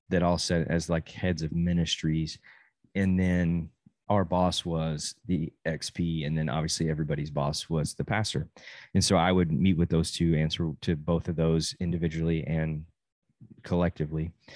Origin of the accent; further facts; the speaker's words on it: Amarillo, Texas, United States; moved away as an adult; I grew up in the same church from zero to eighteen, and then I moved from Amarillo and went to college